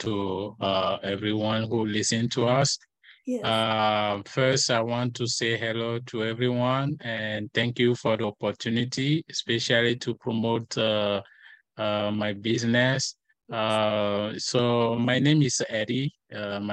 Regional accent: Togo; English is a second language; moved away as an adult; also born or lived in Illinois, United States; now in Iowa, United States; I was born and raised in Africa

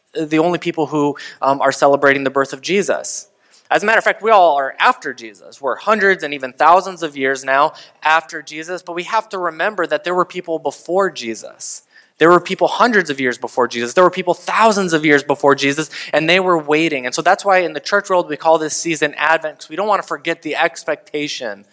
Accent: United States; as an American

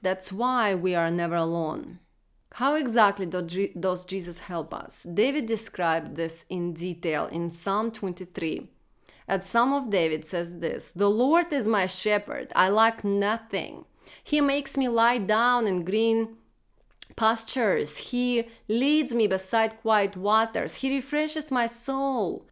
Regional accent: Russia; moved away; Growing up in Russia, I remember being told to check one million boxes before God would love me

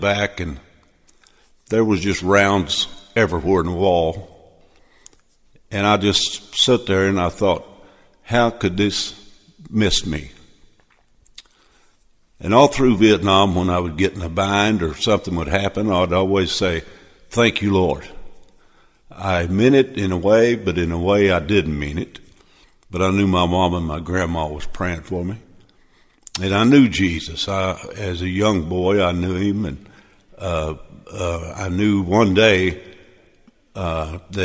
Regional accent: Missouri, United States; I was born and raised in Missouri

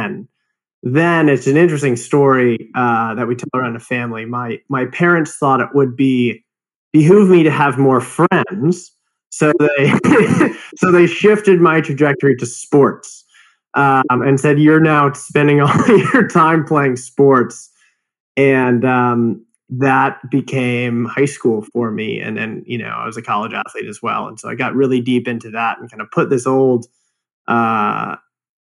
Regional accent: Phoenix, Arizona, United States; moved away; I grew up in Phoenix, Arizona.

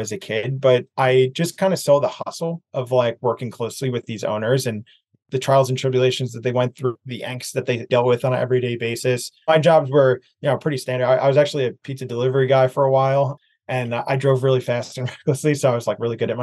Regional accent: Bayonne, New Jersey, United States; moved away as an adult; now in Los Angeles, United States; I grew up in New Jersey, a small city called Bayonne, right next door to Jersey City

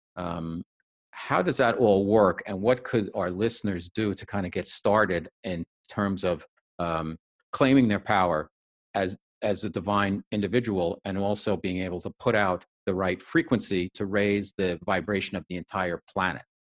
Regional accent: New Jersey, United States; New Jersey based, my home state

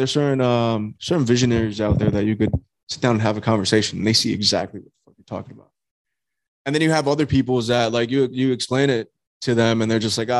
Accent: Hollywood, Florida, United States; Originally born and raised in Hollywood, Florida.

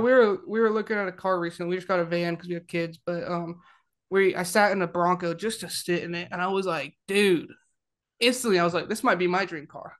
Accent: Ventura, California, United States; now in Alabama, United States; I'm from Ventura

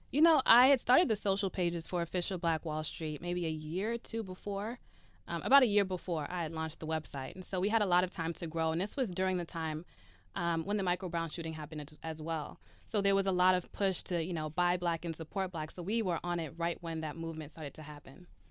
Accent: Brooklyn, New York, United States; I'm from Brooklyn, New York

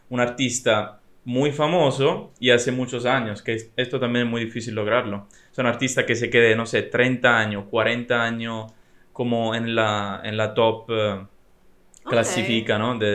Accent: Italy; La ideología que anda en mi país. En estos días no me está gustando mucho en realidad. Eh, mm, es muy decepcionante la situación porque sí, Italia es muy conocida para muchas cosas

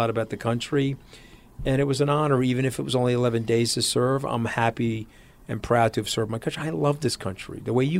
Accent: Long Island, New York, United States; I'm an Italian from Long Island.

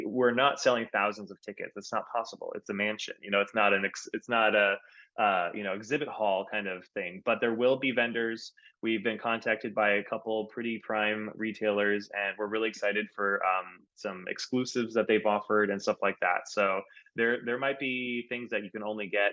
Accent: Minnesota, United States; I'm from Minnesota

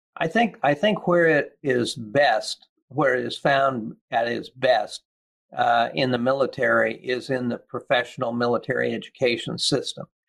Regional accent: Kansas, United States; moved away as an adult; also born or lived in Williamsburg, Virginia; my experience growing up in Kansas

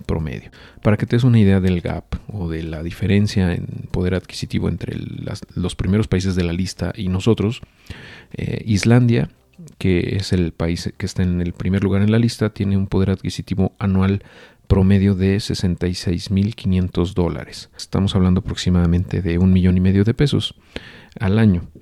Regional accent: Mexico; nosotros como mexicanos

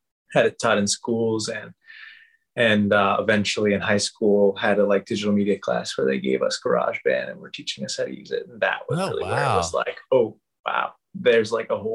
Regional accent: Seattle, Washington, United States; also born or lived in Palo Alto, California; now in Brooklyn, United States; I was born in Palo Alto, California, but pretty immediately moved. My family moved to Seattle and lived there

